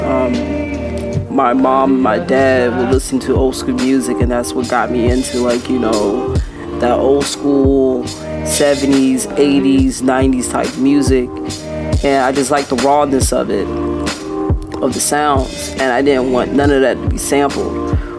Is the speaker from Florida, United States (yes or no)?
yes; Clearwater, Florida, United States; I was born and raised in Clearwater, Florida